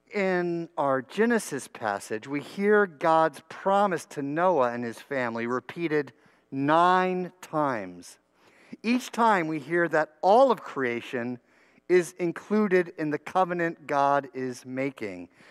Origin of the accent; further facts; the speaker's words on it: New Brunswick, New Jersey, United States; my church school education growing up in New Brunswick, New Jersey